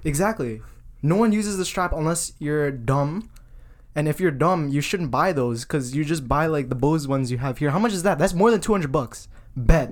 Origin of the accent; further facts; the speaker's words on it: Vaughan, Ontario, Canada; moved away as an adult; we're from Vaughan and we came to Mac